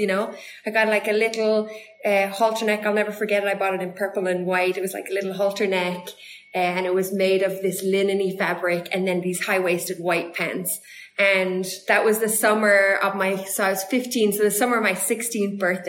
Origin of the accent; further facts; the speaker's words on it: Ireland; moved away as an adult; also born or lived in United States; now in South Africa; growing up in Ireland